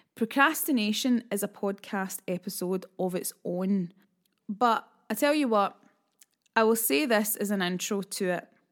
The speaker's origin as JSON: {"language": "English", "region": "Scotland", "country": "United Kingdom", "said": "being a Scottish lass"}